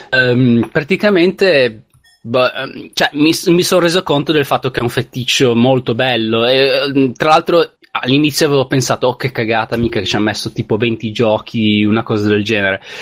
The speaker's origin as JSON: {"language": "Italian", "region": "Liguria", "country": "Italy", "said": "essendo io ligure"}